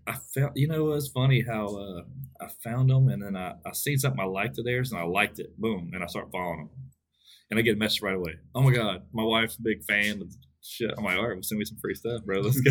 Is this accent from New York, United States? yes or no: no; Westlake, Texas, United States; my hometown in Westlake